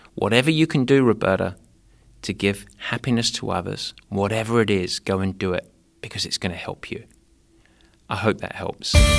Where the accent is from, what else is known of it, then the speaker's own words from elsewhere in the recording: England, United Kingdom; moved away; growing up in England